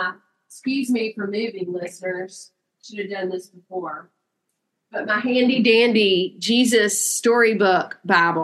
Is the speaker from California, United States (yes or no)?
no; Inverness, Mississippi, United States; my precious little church I grew up in Inverness, Mississippi